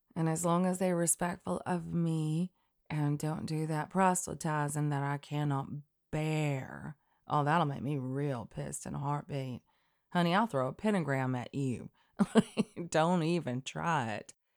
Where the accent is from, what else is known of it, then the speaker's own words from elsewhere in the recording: Elk River, North Alabama, United States; Elk River in North Alabama, right underneath the Tennessee line